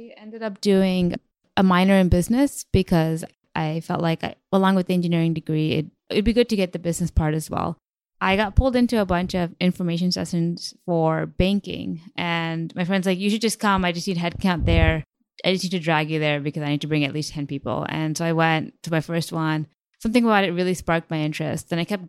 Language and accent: English; New Jersey, United States; also born or lived in Connecticut / Chicago / India; I was born in Connecticut, moved to Chicago, and then I lived in India for 4 years, moved to New Jersey.